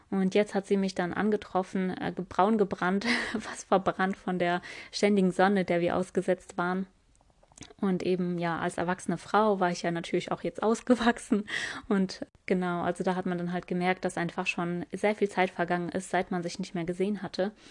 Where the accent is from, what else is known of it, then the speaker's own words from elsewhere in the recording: Tokmok, Chuy Region, Kyrgyzstan; born there; Heute erzähle ich euch ähm, über meine Geburtsstadt Tokmak, wie es bei uns ja, dort gelaufen ist, was wir da eigentlich gemacht haben.